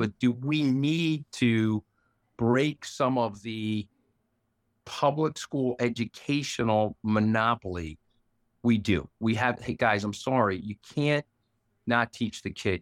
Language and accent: English; New York, United States; I'm also a New Yorker